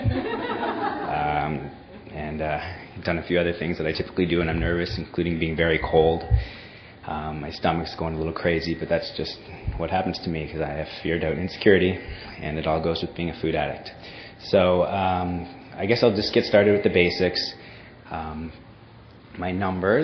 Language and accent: English; Toronto, Ontario, Canada; moved away; I grew up in Toronto, Canada